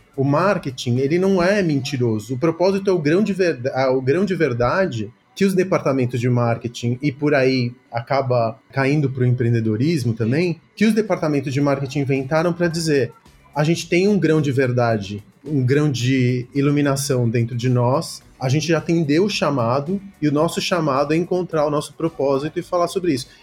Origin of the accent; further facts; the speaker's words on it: Brazil; also born or lived in Córdoba, Argentina; sou filho, neto e bisneto de comunistas, de militantes comunistas aqui no Brasil. E aí eu vim para cá com 5 anos de idade